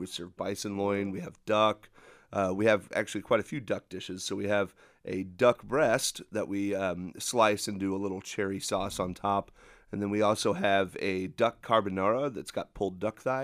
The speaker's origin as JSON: {"language": "English", "region": "Texas", "country": "United States", "tie": "born or raised there", "moved": "yes", "said": "growing up in Texas"}